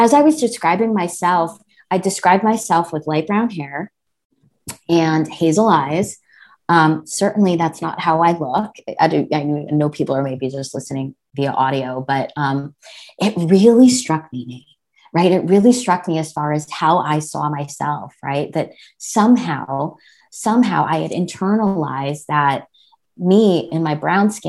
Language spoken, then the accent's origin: English; New Jersey, United States; I was born and brought up in New Jersey. And so I grew up in a kind of predominantly white suburb